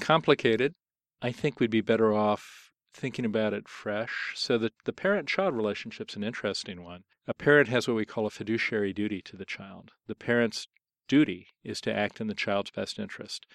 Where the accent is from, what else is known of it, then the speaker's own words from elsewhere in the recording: Columbus, Ohio, United States; moved away; I was born on June twenty-fifth, nineteen fifty-two in Columbus, Ohio